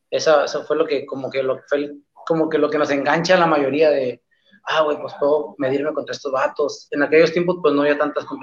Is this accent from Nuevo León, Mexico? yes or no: no; Los Mochis, Sinaloa, Mexico; Yo soy de los Mochis, Sinaloa, eh, acá para el norte, crossfitero del norte, de Sinaloa.